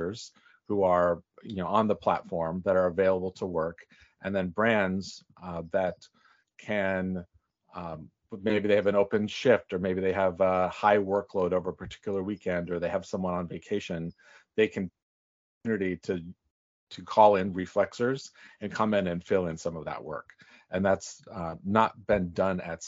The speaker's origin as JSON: {"language": "English", "region": "Northern California", "country": "United States", "also_born_or_lived": "New York City", "moved": "yes", "said": "I'm from Northern California"}